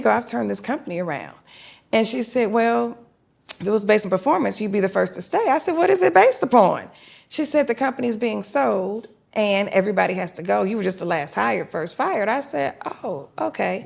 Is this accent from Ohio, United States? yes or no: no; Detroit, Michigan, United States; now in Atlanta, United States; I grew up in Detroit, Michigan.